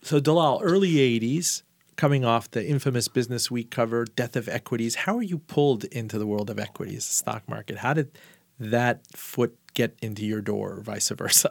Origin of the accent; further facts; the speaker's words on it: Miami, Florida, United States; I was about six years old, and we grew up in Miami